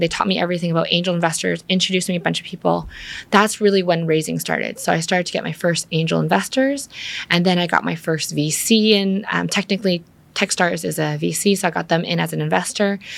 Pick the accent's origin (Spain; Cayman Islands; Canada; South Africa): Canada; Vancouver, British Columbia; moved away as an adult; now in Vietnam; I grew up in Vancouver where there's a lot of nature